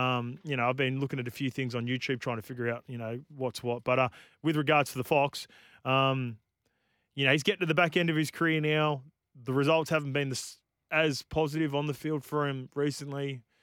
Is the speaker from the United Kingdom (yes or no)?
no; New Zealand; as a Kiwi